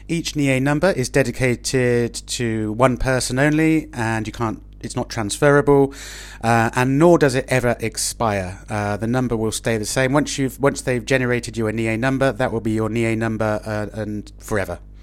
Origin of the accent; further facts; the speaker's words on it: Oxford, South East England, United Kingdom; moved away as an adult; now in Madrid, Spain; I'm speaking to you from my hometown of Oxford in England